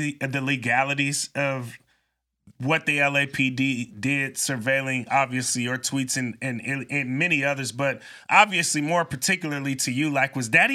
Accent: Bay Area, Northern California, United States; I'm from California. I'm not from the LA area. I'm from Northern California. I'm a Bay Area kid

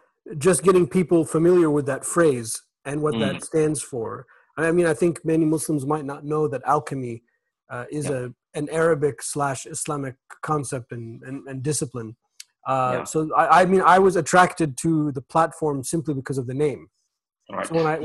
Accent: United States; to me as an American

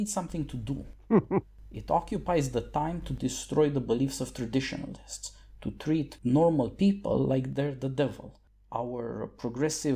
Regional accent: Bucharest, Romania; moved away; also born or lived in America; I was born and raised in Bucharest in Romania

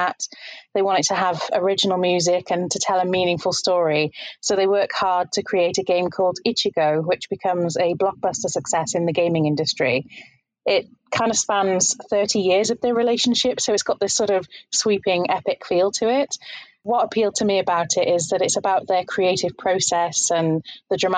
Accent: Leicester, East Midlands, United Kingdom; I'm from Leicester in the United Kingdom, and I'm an English teacher.

